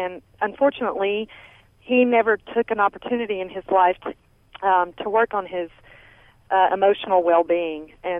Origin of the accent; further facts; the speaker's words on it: San Angelo, Texas, United States; now in Philadelphia, United States; I was born and raised in San Angelo. I live in Philadelphia now, but I'm visiting in San Angelo.